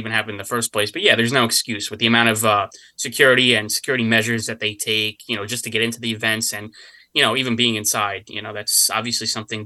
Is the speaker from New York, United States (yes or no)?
yes; New York, United States; as a New Yorker